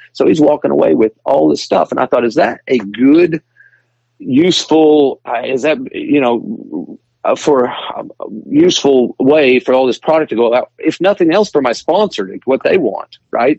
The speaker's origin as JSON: {"language": "English", "town": "Springfield", "country": "United States", "tie": "born or raised there", "said": "Springfield, my hometown"}